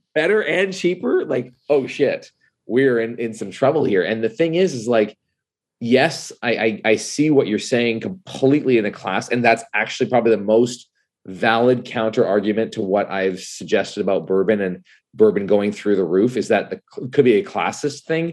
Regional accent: Canada; I am Canadian

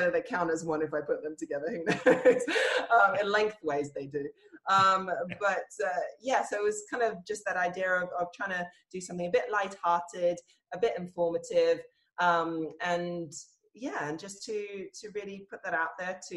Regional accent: Australia; also born or lived in Hungary; I was born in Australia and we went to Hungary when I was about five, lived there for about maybe a year or so. And then when we moved back to Australia, the primary school

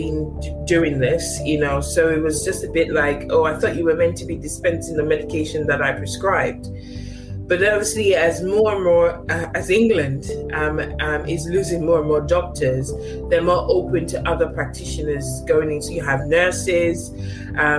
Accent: Nigeria; now in United Kingdom; I was born in Africa, in Nigeria, born and bred to a certain extent

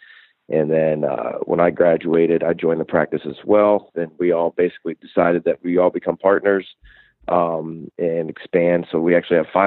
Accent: Port Allegany, Pennsylvania, United States; I grew up in Pennsylvania, in a little town called Rowlett in Potter County, Pennsylvania, which is the most rural county in the state

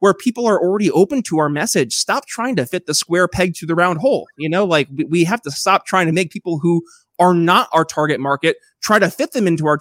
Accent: Northern New York, United States; moved away as an adult; also born or lived in Philadelphia; now in Eastern Indiana, United States; I'm from a small town originally myself up in Northern New York

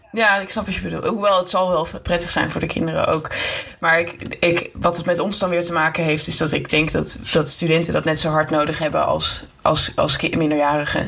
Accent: Amsterdam, North Holland, Netherlands; now in Utrecht, Netherlands; ik kom wel uit Amsterdam

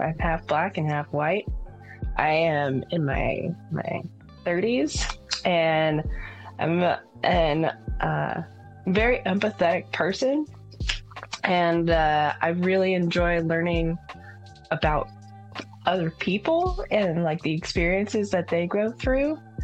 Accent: Texas, United States; also born or lived in San Francisco, California; now in Washington, United States; I'm from Texas

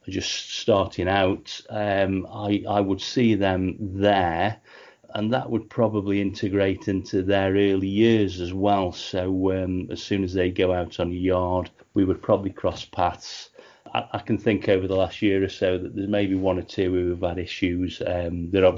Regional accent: Stoke-on-Trent, West Midlands, United Kingdom; I was born in Stoke-on-Trent

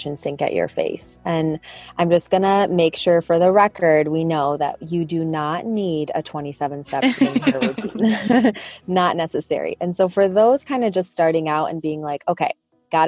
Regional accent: Michigan, United States; accent: Midwest; I was born and raised in Michigan. So shout out to my Midwest accent.

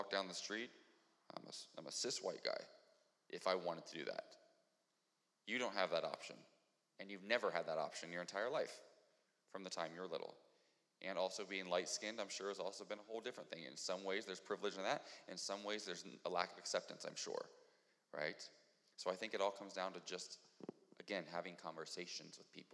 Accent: Ohio, United States; moved away; I'm from Ohio.

